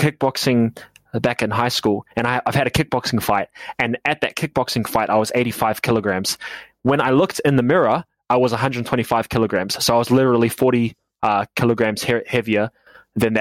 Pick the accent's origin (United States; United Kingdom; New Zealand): New Zealand; I'm from New Zealand.